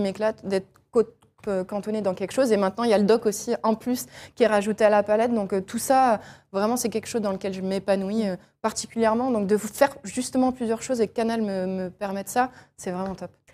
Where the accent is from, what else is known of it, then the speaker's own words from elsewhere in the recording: Angers, Pays de la Loire, France; je suis d'Angers, j'allais avec mon papa, avec mon frère voir euh, les matchs euh, d'Angers